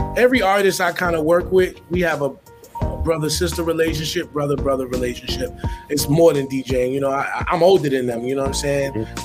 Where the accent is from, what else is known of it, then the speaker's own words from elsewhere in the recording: New York City, New York, United States; Where I'm from, I'm from Harlem. We, we weren't raised to copy